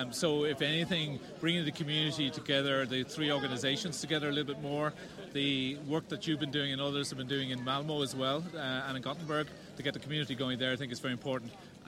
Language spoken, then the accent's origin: English; Ireland; moved away as an adult; now in Sweden; We're Irish, you know.